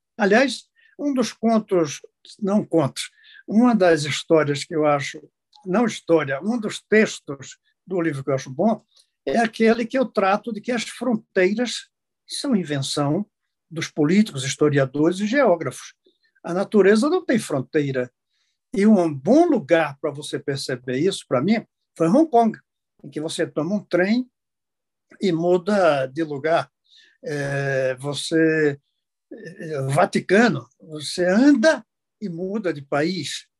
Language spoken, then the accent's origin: Portuguese; Brazil